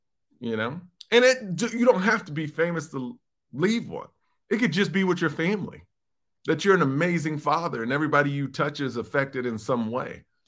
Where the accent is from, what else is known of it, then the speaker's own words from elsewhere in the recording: Houston, Texas, United States; the first time I performed in my hometown of Houston, Texas.